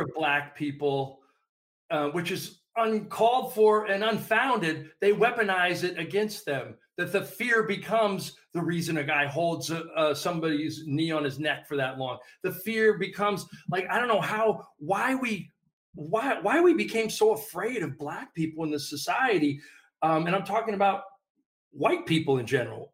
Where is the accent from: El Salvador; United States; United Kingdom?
United States; Hawaii; moved away; growing up in Hawaii